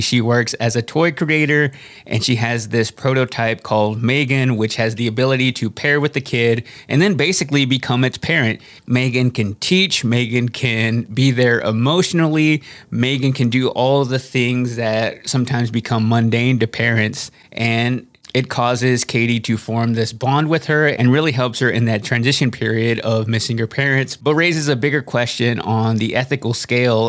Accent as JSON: {"language": "English", "region": "Texas", "country": "United States", "tie": "born or raised there", "said": "I grew up in Texas and saw a lot of this culture in my everyday life growing up in a small town"}